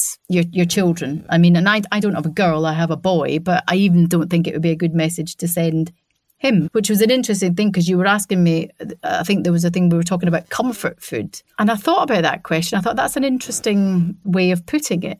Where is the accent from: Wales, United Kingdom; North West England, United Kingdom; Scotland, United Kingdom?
Scotland, United Kingdom; I'm a Scottish person